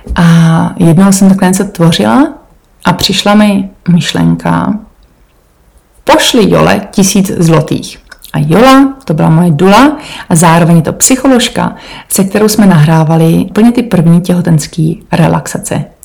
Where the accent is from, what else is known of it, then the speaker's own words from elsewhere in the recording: Czechia; moved away as an adult; also born or lived in Portugal; now in Cornwall, United Kingdom; já jsem z Podkrkonoší